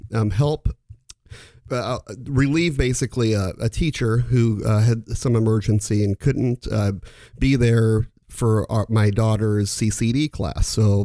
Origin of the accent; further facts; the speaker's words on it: Omaha, Nebraska, United States; I was born in the Catholic faith and went to Catholic school all my life, from K through 10th grade here in Omaha, from St. Wenceslaus to Scott, and the final 2 years of high school over at Millard West.